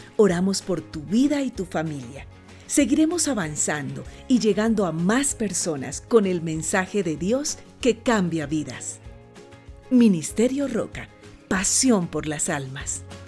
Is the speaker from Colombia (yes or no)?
yes; Colombia; moved away as an adult; now in Spain; somos una familia colombiana